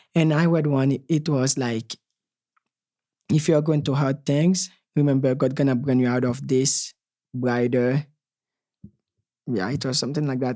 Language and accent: English; Haiti; moved away; growing up in Haiti